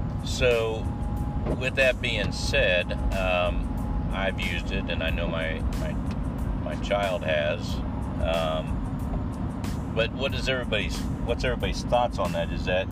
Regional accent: United States; we're Americans living in America

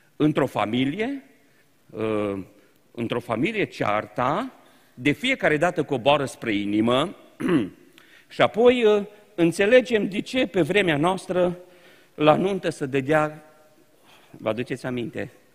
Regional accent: Romania; Noi, ca români, nu am fost învățați, n-am avut educația conflictului.

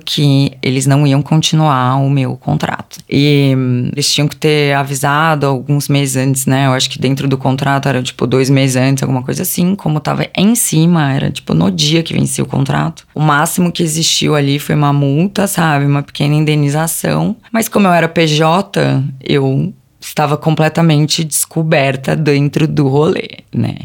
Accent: ABC Paulista, São Paulo, Brazil; moved away as an adult; now in São Paulo, Brazil; Originalmente eu sou do ABC Paulista, vim para São Paulo com 18 anos.

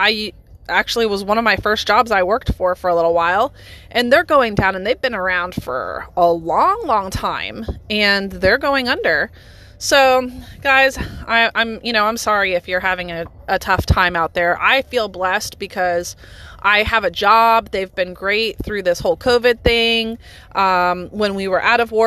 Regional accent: United States; as an American citizen

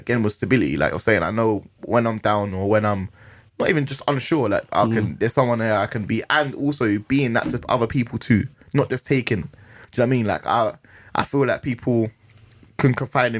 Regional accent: London, United Kingdom; I'm from Northwest, I was going Canada Villa Youth Club, I was just running about, you know, going Kilburn

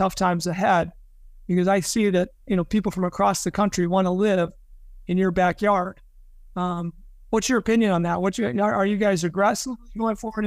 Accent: Chicago, Illinois, United States; moved away as an adult; now in Naples, United States; I'm from Chicagoland area

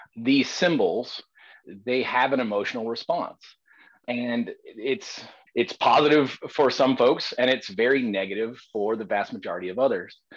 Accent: the South, United States; As a Southerner

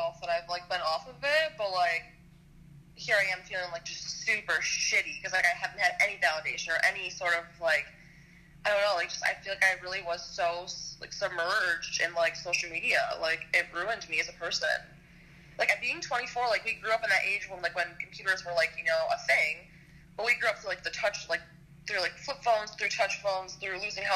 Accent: Michigan, United States; I'm 24, and I'm from Michigan

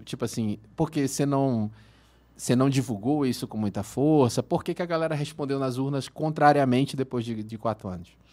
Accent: Manaus, Amazonas, Brazil; moved away as an adult; now in Uberlândia, Brazil; Eu sou de Manaus

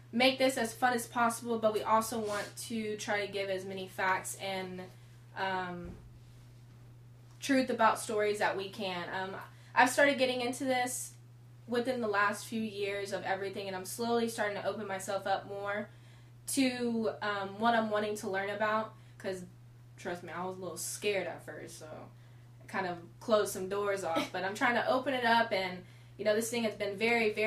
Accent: Texas, United States; We're two girls from Texas

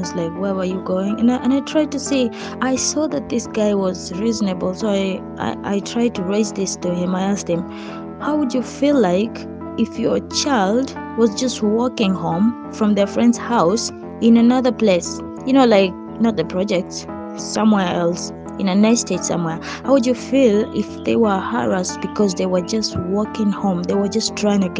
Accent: Kenya; me being the Kenyan I am

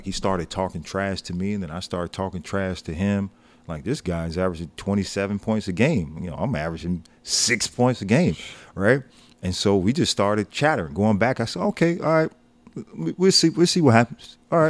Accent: Chicago, Illinois, United States; I'm like, I'm coming from Chicago, right?

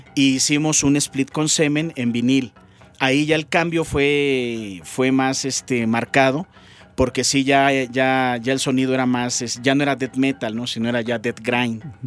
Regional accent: Mexico; now in Bogotá, Colombia; soy mexicano, radicado en Bogotá, Colombia

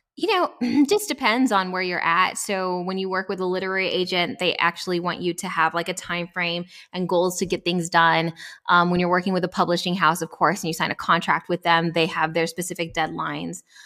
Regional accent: El Paso, Texas, United States; moved away as an adult; also born or lived in Atlanta, Georgia; I grew up born and raised in El Paso, Texas

